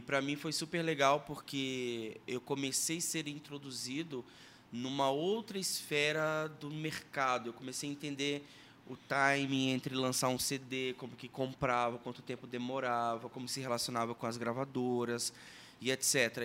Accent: Sergipe, Brazil; now in Curitiba, Brazil; eu sou natural de Sergipe, moro em Curitiba há 20 anos.

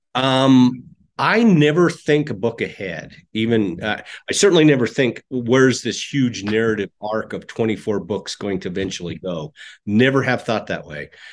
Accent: Casper, Wyoming, United States; I grew up in Wyoming in, uh, Casper, Wyoming

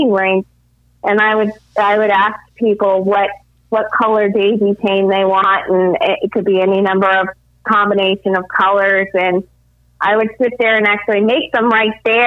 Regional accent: California, United States; moved away as an adult; also born or lived in central Illinois; now in Illinois, United States; I'm actually from California

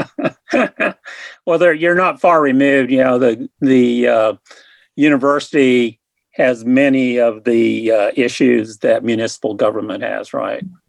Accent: Hutchinson, Kansas, United States; moved away as an adult; also born or lived in Wichita; now in Lawrence, United States; I'm originally from Hutchinson, and I've lived in Lawrence since 1979 when I went to law school here.

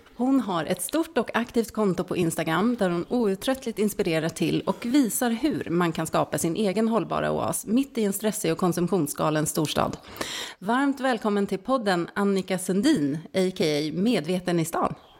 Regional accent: Stockholm, Stockholm County, Sweden; moved away as an adult; now in Särna, Sweden; jag är född och uppvuxen i Stockholm

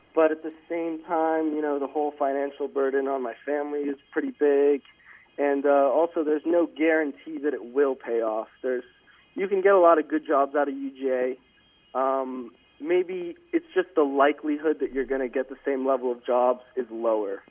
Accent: Atlanta, Georgia, United States; moved away as an adult; now in Berkeley, United States; I'm from Atlanta, Georgia, so I'm paying out-of-state tuition

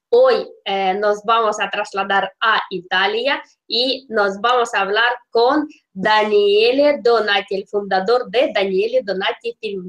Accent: Russia; Spanish is a second language; yo soy rusa

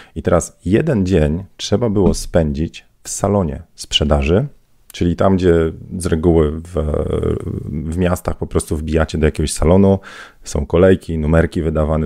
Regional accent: Bydgoszcz, Kuyavian-Pomeranian Voivodeship, Poland; Ja z Bydgoszczy

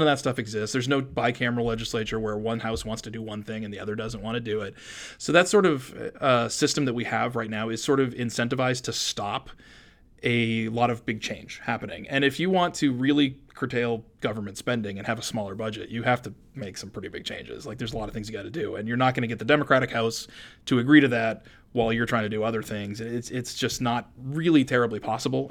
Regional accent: Maine, United States; also born or lived in San Francisco area, California; I grew up essentially as though I was born in Maine

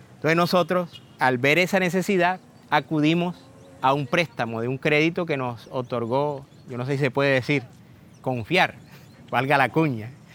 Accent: Plato, Magdalena, Colombia; moved away; also born or lived in Cartagena; tengo 44 años y nací en Plato Magdalena

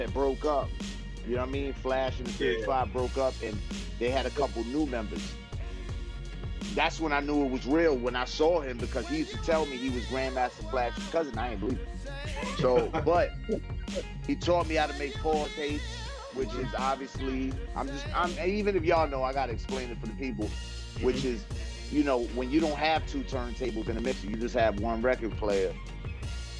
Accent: New York City, New York, United States; born or raised there; also born or lived in Los Angeles / Brooklyn / Spanish Harlem

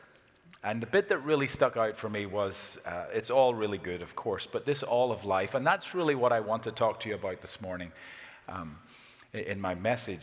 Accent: Ireland; We Irish

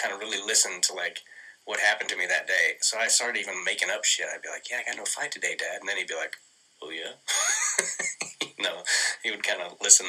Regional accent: United States; moved away; also born or lived in Kansas / Arkansas; I grew up in Kansas and Arkansas

